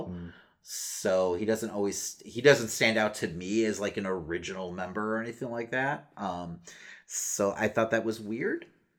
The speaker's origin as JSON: {"language": "English", "town": "Chicago", "region": "Illinois", "country": "United States", "said": "we're from Chicago."}